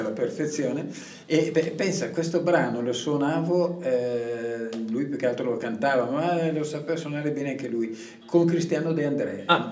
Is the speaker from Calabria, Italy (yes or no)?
no; Valle di Scalve, Lombardy, Italy; dalle mie parti